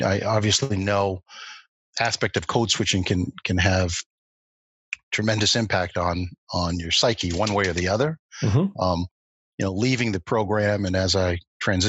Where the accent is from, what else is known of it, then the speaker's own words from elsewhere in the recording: Boston, Massachusetts, United States; also born or lived in Lexington; closer friends that I grew up with in Boston